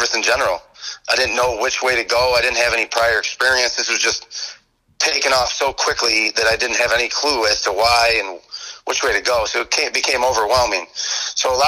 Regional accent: Utica, New York, United States; moved away as an adult; now in Virginia, United States; I'm originally from upstate New York, a little town called Utica.

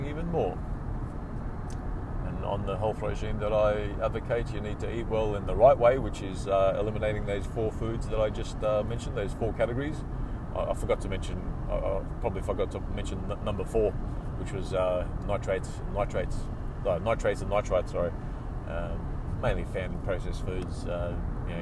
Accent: Australia; I represented Australia in triathlon in 1999

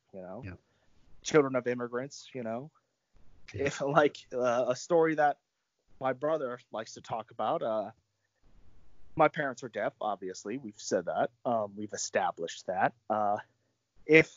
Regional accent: Central Virginia, United States; I'm from Central Virginia

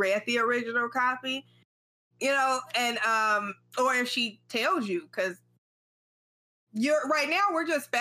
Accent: United States; as an American

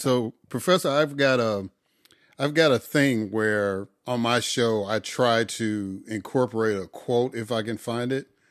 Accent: Chicago, Illinois, United States; moved away as an adult; also born or lived in Mississippi; now in Atlanta, United States; I'm originally from Chicago

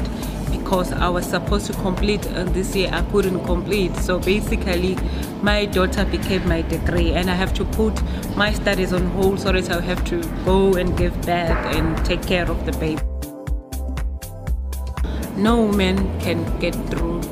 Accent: Nongoma, KwaZulu-Natal, South Africa; I'm from KwaZulu-Natal in a small village called Wanongoma.

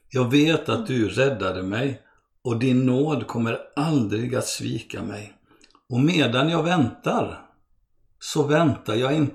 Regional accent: Brazil; born there; Jag är eh, svensk, född av svenska föräldrar och eh, brasilianare för att jag föddes i Brasilien.

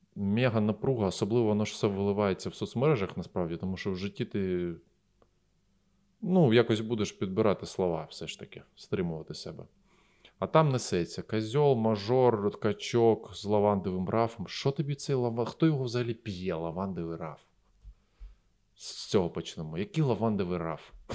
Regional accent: Eastern Ukraine, Ukraine; Я з Востока

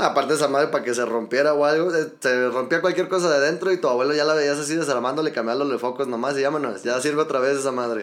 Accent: Mexico City, Mexico; now in Los Altos de Jalisco, Mexico; Yo soy de la Ciudad de México, viejo. Nada más que ya tengo tiempo residiendo por acá

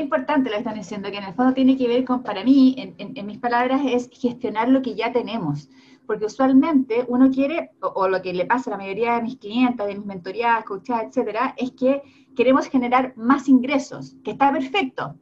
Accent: Chile

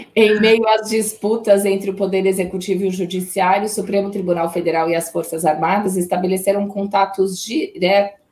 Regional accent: Águas da Prata, São Paulo, Brazil; Minha terra, meu padrinho mora lá, cresci em Águas da Prata.

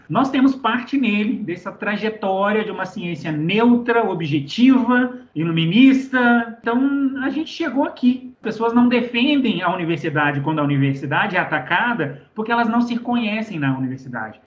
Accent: Belo Horizonte, Minas Gerais, Brazil; mineiro de BH

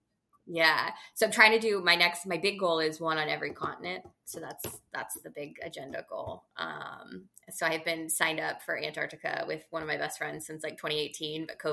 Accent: California, United States; growing up in California

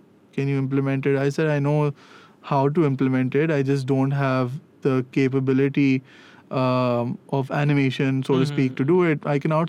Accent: Pakistan; We are Pakistani.

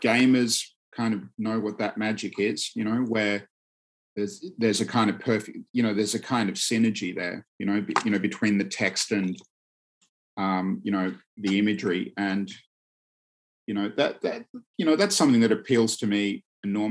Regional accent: Australia; when I was growing up in Australia

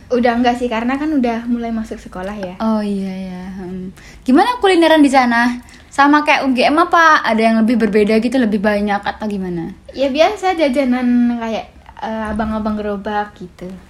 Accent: Klaten, Central Java, Indonesia; Aku dari Klaten. Klatennya Klaten mana nih? di kota pokoknya

